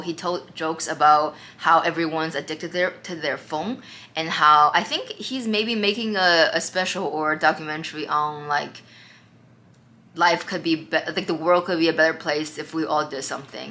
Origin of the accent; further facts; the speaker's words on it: Sag Harbor, New York, United States; I'm from Sag Harbor